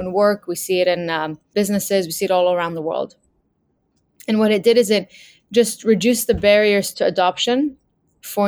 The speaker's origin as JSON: {"language": "English", "country": "Lebanon", "tie": "born or raised there", "said": "I grew up in Lebanon during the war"}